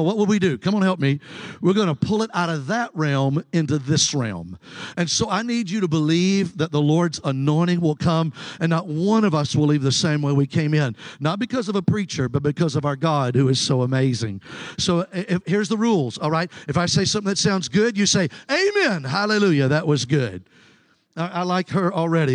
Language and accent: English; Mobile, Alabama, United States; I'm from Mobile, Alabama